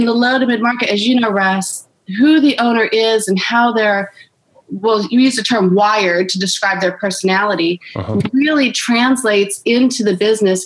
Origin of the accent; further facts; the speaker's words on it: Orange County, California, United States; I was born and raised in Orange County, California